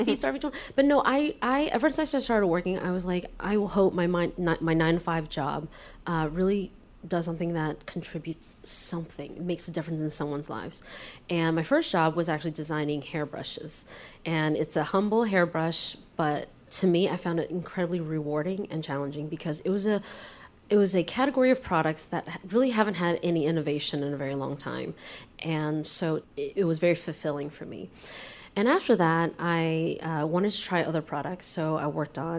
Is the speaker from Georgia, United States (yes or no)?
yes; Georgia, United States; moved away; also born or lived in Taiwan / London / China; I was born in Taiwan, but my family moved here when I was 6, and I was raised in the South, Georgia, to be exact.